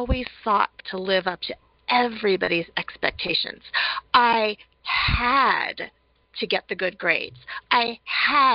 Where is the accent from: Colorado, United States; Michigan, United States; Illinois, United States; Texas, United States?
Colorado, United States; I was born and raised in Colorado. Colorado native, love it here